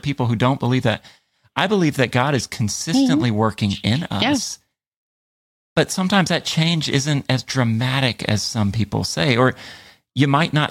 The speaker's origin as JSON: {"language": "English", "country": "United States", "said": "I was like the only American in Lugo that day"}